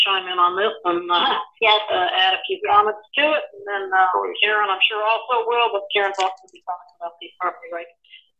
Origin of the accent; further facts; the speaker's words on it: Orange County, Florida, United States; And I was in Orange County for many years. I was born and raised in Orange County.